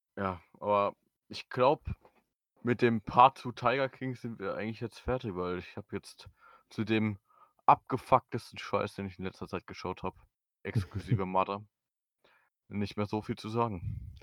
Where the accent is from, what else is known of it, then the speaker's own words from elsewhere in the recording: Germany; als Deutscher, der kein Tür äh, Türkisch kann